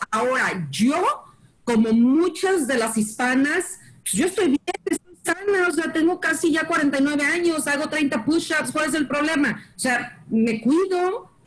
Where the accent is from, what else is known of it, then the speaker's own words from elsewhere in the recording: Guadalajara, Jalisco, Mexico; now in Dallas, United States; yo soy de Guadalajara, eh, vivo aquí en Dallas